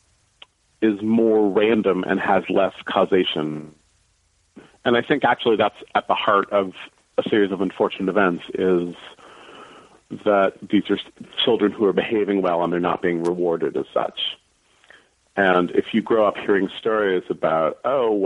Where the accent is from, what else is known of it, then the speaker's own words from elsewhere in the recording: San Francisco, California, United States; also born or lived in East Coast / New York; I grew up near West Portal.